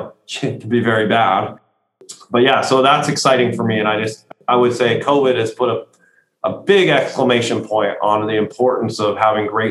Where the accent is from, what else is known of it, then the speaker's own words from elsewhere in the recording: United States; as an American